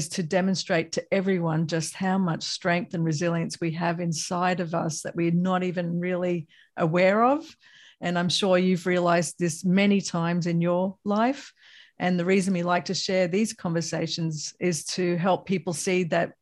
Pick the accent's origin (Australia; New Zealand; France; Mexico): Australia; moved away; also born or lived in Bay Area, California, United States; as an Australian-American myself, because I lived in the Bay Area for a while